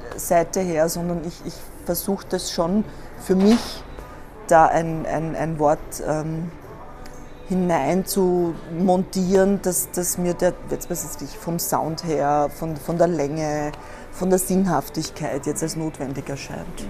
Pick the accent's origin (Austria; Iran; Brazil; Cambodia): Austria; Korneuburg, Lower Austria; moved away as an adult; also born or lived in Vienna, Austria; now in Berlin, Germany; ich bin leider in Korneuburg geboren und nicht in Wien